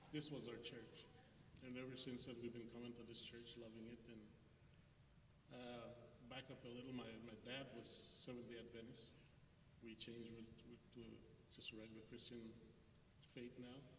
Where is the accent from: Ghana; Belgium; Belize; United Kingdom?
Belize; moved away as an adult; also born or lived in California; now in Texas, United States; I was born in Belize, moved to California when I was 18, out of high school